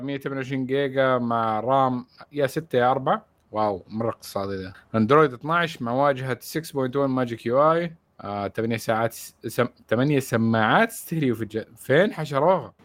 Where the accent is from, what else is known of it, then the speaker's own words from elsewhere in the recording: Saudi Arabia; عندنا في السعوديه